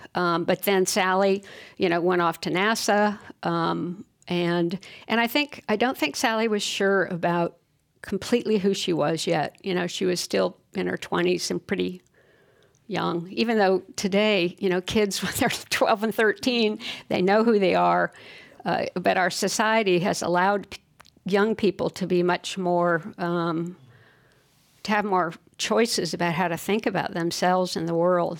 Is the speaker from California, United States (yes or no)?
yes; Fullerton, California, United States; I grew up in Fullerton um, in Southern Cal